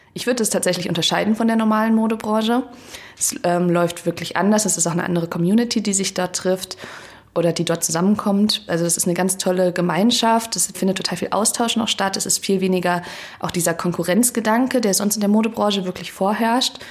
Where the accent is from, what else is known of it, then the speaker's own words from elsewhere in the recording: Hesse, Germany; moved away as an adult; now in Berlin, Germany; ich komme ursprünglich aus Hessen und ich bin auch fürs Studium hergezogen